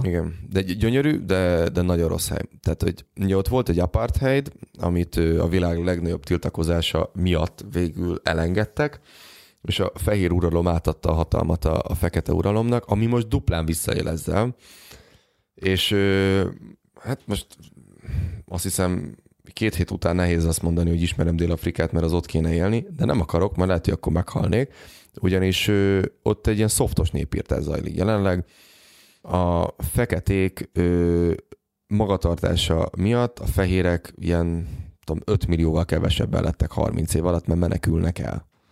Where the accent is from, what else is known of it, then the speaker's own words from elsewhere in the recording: Hungary; magyarok vagyunk